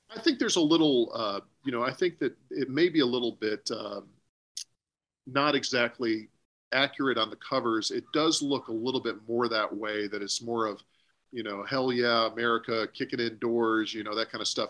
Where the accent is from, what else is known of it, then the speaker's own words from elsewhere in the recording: Memphis, Tennessee, United States; I'm from Mem- around Memphis